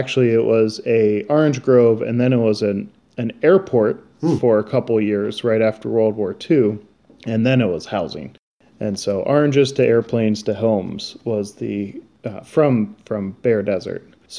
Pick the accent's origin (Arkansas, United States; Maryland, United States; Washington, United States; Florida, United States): Maryland, United States; Annapolis; now in Mesa, United States; So I grew up in Annapolis, Maryland